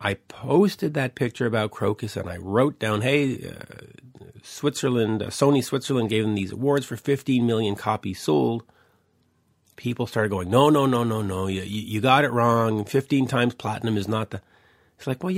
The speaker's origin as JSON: {"language": "English", "town": "Montreal", "region": "Quebec", "country": "Canada", "said": "I'm from North America. I'm from Montreal"}